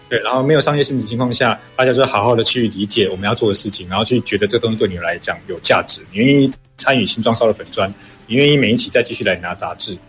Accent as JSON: {"language": "Chinese", "area": "Xinzhuang", "region": "New Taipei", "country": "Taiwan", "tie": "born or raised there", "said": "你是哪里人啊？然后、嗯、呃，那你们家乡有什么啊？嗯哼，我说哦。新新庄"}